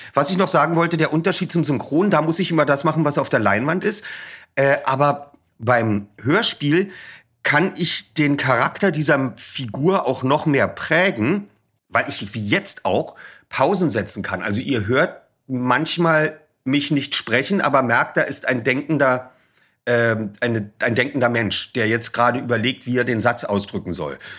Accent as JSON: {"language": "German", "region": "Berlin", "country": "Germany", "tie": "born or raised there", "said": "bei uns in Berlin gab es noch die beiden Ostsender, weshalb wir natürlich Lolek und Bolek kannten und die Olsenbande"}